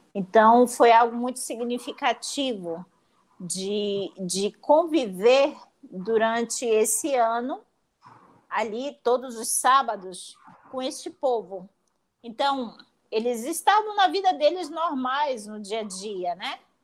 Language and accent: Portuguese; Manaus, Amazonas, Brazil; also born or lived in Italy; Eu sou natural de Manaus